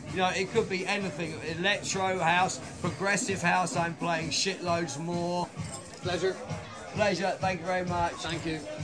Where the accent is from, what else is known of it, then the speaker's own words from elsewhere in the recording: London, United Kingdom; moved away as an adult; West London, where we talk like this properly.